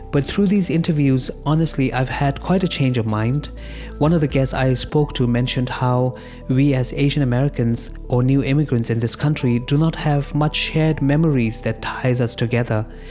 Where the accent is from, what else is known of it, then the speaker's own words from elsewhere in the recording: Dharamsala, Himachal Pradesh, India; now in Queens, United States; I grew up in North India in the Tibetan refugee community of Dharamsala